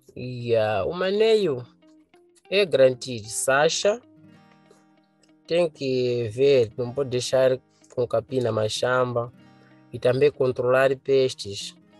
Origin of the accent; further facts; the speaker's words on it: Gorongosa, Sofala, Mozambique; Sou da província de Sofala, no distrito de Gorongosa.